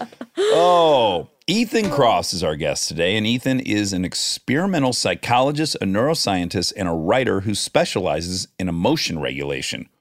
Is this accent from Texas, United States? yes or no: no; Milford, Michigan, United States; I'm from Milford, Michigan, twenty miles up U S twenty-three from you